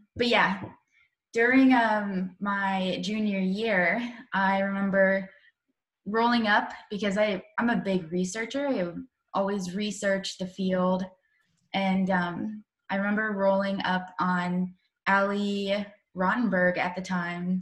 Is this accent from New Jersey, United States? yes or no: no; Asheville, North Carolina, United States; moved away as an adult; I grew up in Asheville, North Carolina, which is close to like the Smoky Mountains